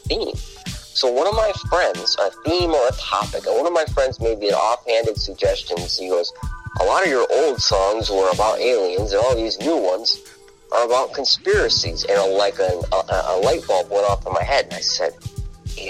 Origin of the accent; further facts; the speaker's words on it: Rochester, New York, United States; also born or lived in Los Angeles / New Mexico; I was born and raised in Rochester, New York